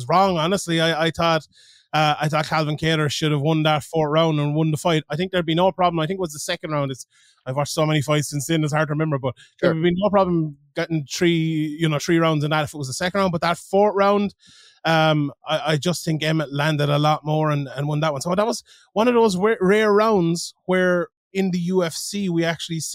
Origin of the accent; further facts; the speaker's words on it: Limerick, Munster, Ireland; I'm from Limerick